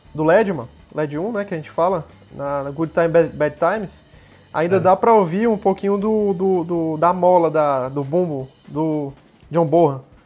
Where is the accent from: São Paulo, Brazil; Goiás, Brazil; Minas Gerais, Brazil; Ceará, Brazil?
Ceará, Brazil; Fortaleza; a gente é de Fortaleza